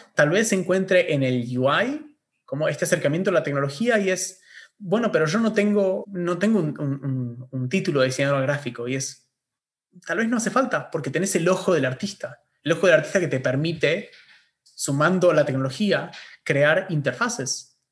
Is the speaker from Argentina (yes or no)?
yes; Argentina; acá en Argentina, donde tenemos universidad gratuita